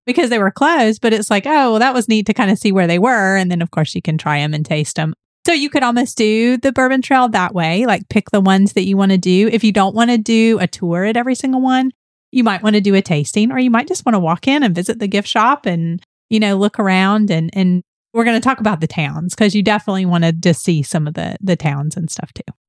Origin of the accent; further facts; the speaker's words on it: Atlanta, Georgia, United States; we're from Georgia, we're from Atlanta